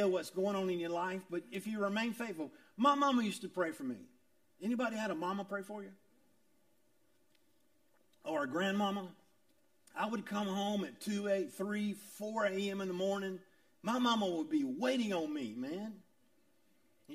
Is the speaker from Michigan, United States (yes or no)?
no; Augusta, Georgia, United States; I was from South Augusta. I was a poor kid from South Augusta